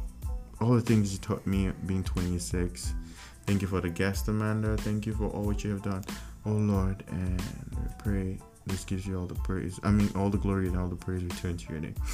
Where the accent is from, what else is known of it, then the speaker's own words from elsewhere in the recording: Lagos, Nigeria; also born or lived in Wisconsin; now in United States; I was from Africa, like Nigeria, Lagos, Africa.